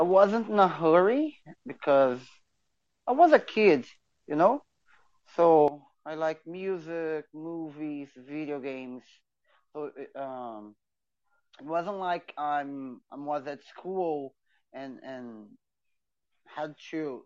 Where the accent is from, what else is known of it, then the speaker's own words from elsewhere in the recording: Belém, Pará, Brazil; English is a second language; I'm from Brazil. Specifically, I'm from Belém do Pará, which is in the north of the country.